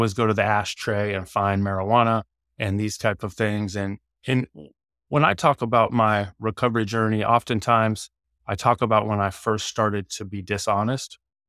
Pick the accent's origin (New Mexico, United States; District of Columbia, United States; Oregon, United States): Oregon, United States; Eugene; born there; So I was born in Eugene, Oregon in 1979.